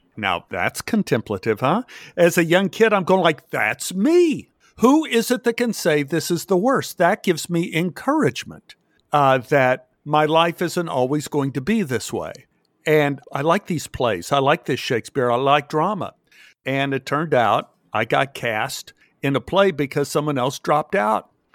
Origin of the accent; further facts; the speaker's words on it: Texas, United States; I grew up in Texas